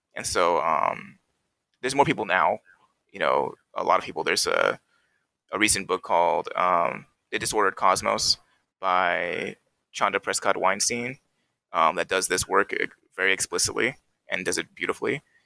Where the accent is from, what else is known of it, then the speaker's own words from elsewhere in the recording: Cerritos, California, United States; in my home city, in my hometown of Cerritos